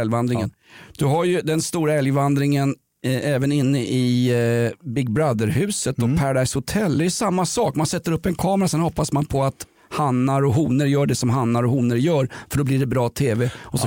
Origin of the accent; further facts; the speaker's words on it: Sweden; jag är uppväxt i Sverige på 1970-talet